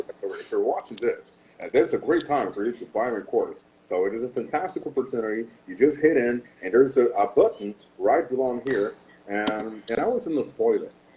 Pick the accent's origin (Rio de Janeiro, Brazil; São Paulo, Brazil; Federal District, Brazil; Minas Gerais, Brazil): Rio de Janeiro, Brazil; Yes, I'm Brazilian. I'm born and raised in Rio de Janeiro, Brazil